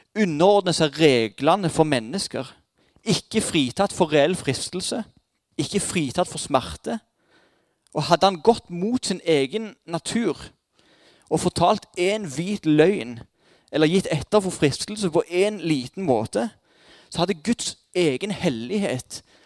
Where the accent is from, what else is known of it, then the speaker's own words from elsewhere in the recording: Jæren, Rogaland, Norway; Som jærbuer er vi et trygghetssøkende folkeslag